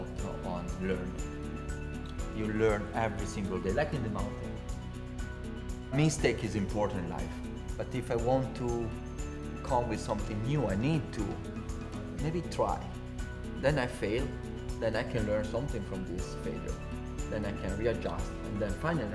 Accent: Courmayeur, Aosta Valley, Italy; English is a second language; I come from Courmayeur, best playground in the world.

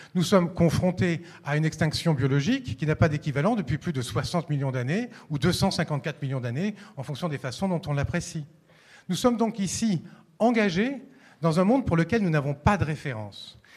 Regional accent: Paris, Île-de-France, France; ici à Lyon, mais je suis parisien

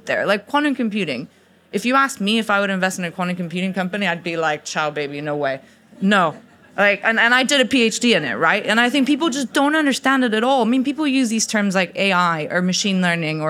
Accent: Mexico; also born or lived in United States; now in Oxford, United Kingdom; I'm Mexican, by the way, I'm not American

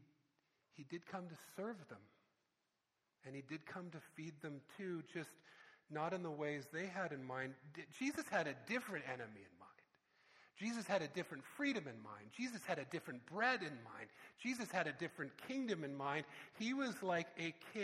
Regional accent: Canada; I'm from Canada.

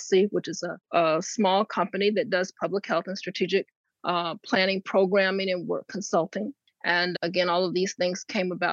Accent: Fayetteville, North Carolina, United States; I grew up in Fayetteville

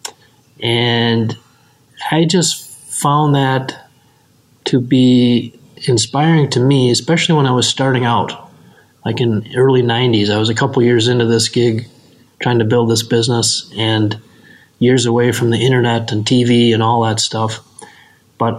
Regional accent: Benson, Minnesota, United States; as a little kid growing up in Benson, Minnesota, western part of the state

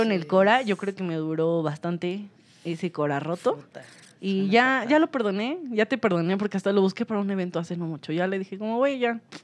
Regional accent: Toluca, State of Mexico, Mexico; yo soy de Toluca

